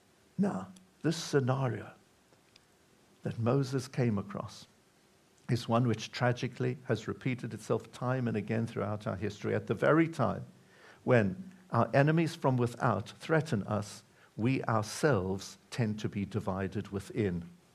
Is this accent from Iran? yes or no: no; United Kingdom; We connect very strongly to Israel. We're proudly British.